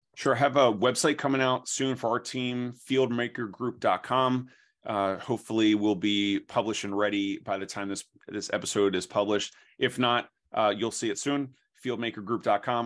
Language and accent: English; New Jersey, United States; also born or lived in Philadelphia, Pennsylvania; I'm from South Jersey